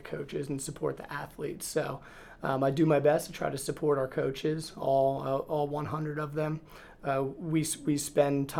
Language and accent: English; Reading, Pennsylvania, United States; I am from Reading, Pennsylvania. I grew up right outside in the suburbs of Reading